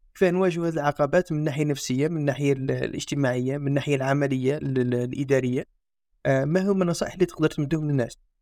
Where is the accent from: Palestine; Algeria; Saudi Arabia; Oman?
Algeria; عندنا في الجزائر